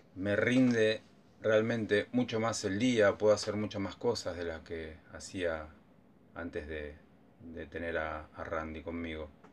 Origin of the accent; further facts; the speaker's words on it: San Francisco Solano, Buenos Aires Province, Argentina; oriundo de San Francisco Solano, partido de Quilmes.